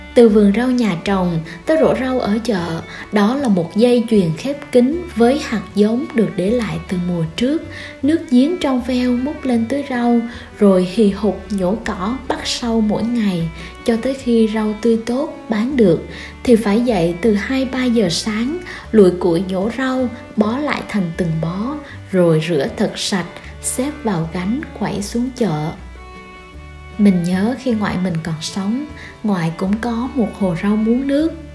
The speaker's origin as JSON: {"language": "Vietnamese", "country": "Vietnam", "tie": "born or raised there", "said": "miền trung du quê mình đã có đến ba kiểu chợ"}